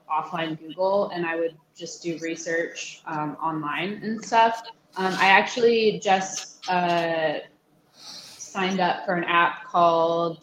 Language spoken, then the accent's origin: English; Alaska, United States; moved away; I'm originally from Alaska.